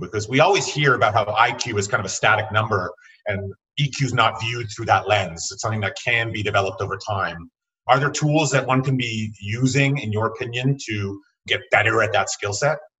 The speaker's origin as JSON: {"language": "English", "country": "Canada", "said": "As a Canadian"}